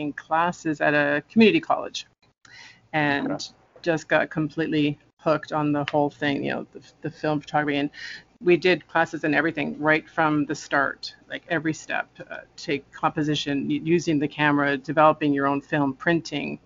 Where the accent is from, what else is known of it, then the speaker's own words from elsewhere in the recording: Toronto, Ontario, Canada; I was born and raised in Toronto, still live here.